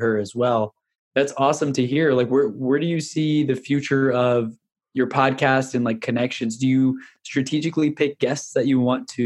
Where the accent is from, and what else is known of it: Houston, Texas, United States; born or raised there; also born or lived in New York